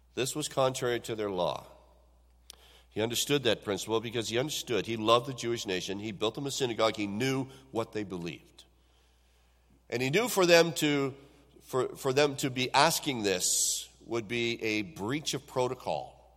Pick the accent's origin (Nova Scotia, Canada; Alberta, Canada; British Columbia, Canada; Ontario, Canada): Ontario, Canada; Owen Sound; when I was a young person growing up in the Owen Sound area